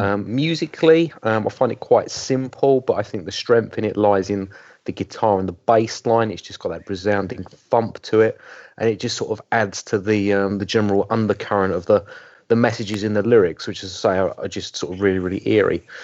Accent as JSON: {"language": "English", "region": "England", "country": "United Kingdom", "said": "being English"}